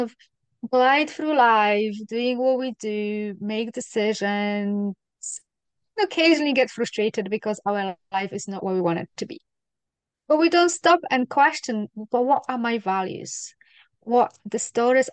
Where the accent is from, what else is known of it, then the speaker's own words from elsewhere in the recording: Poland; now in Scotland, United Kingdom; Poland is a very Catholic country